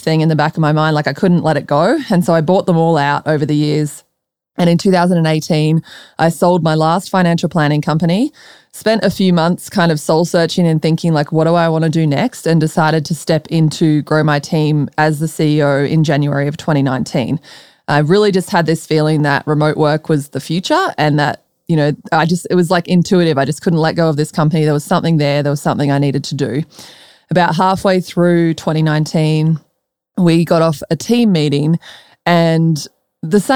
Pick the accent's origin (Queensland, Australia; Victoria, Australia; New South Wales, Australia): Victoria, Australia; Melbourne; moved away as an adult; also born or lived in Colorado, United States; now in Austin, United States; I'm from Melbourne